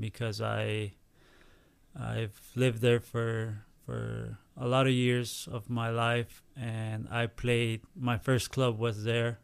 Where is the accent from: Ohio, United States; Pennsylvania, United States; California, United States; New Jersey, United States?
California, United States; San Diego; moved away; also born or lived in Tijuana, Mexico / Mexico City, Mexico; I will go back to San Diego, which is my hometown.